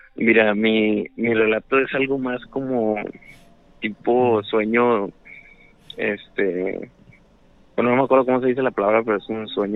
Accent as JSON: {"language": "Spanish", "town": "Guadalupe", "region": "Nuevo León", "country": "Mexico", "said": "De acá de Guadalupe, Nuevo León"}